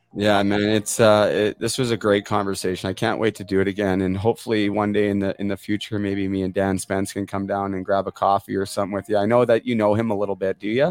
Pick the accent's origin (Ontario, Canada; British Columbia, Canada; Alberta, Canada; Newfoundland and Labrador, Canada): British Columbia, Canada; Port Coquitlam; now in Muskoka, Canada; my hometown of Port Coquitlam